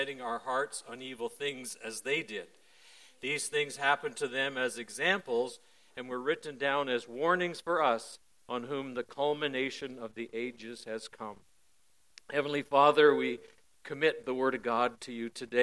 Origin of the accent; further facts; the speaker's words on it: Parry Sound, Ontario, Canada; I was born and raised near Parry Sound.